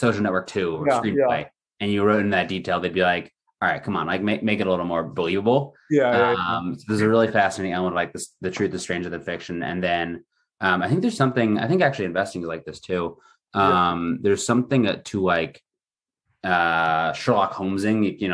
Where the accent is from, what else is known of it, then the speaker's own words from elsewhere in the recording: Villanova, Pennsylvania, United States; moved away as an adult; also born or lived in Stanford, California / San Francisco, United States; now in Newport Beach, United States; I grew up in Philly